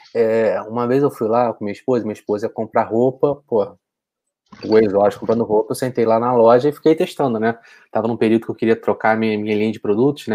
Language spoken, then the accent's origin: Portuguese; Niterói, Rio de Janeiro, Brazil; Eu sou de Niterói